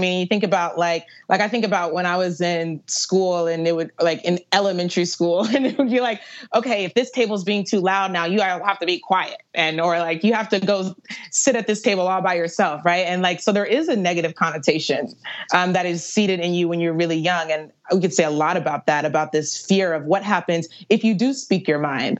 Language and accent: English; Virginia Beach, Virginia, United States; Virginia Beach.